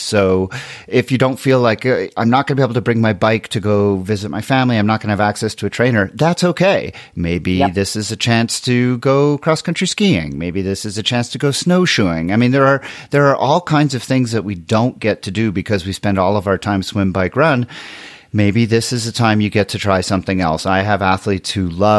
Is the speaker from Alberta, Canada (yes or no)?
no; Montreal, Quebec, Canada; now in Colorado, United States; I'm from Montreal, where I used to run outside in like -10 all the time.